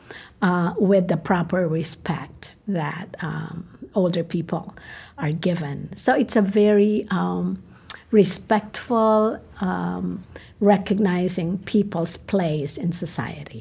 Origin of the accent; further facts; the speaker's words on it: Philippines; English is a second language; now in United States; growing up in the Philippines, one of seven children